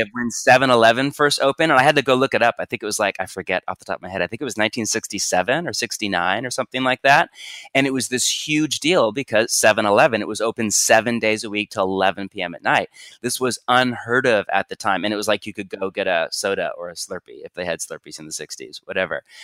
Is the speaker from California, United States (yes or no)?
yes; Bay Area, California, United States; I'm from the Bay Area of California